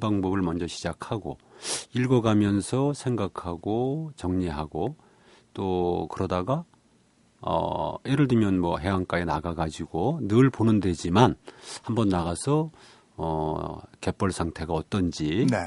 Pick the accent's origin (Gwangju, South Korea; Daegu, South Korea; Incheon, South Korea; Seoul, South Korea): Incheon, South Korea; Ganghwa; 저는 강화에서 태어났고 자랐고 또 지금 살고 있습니다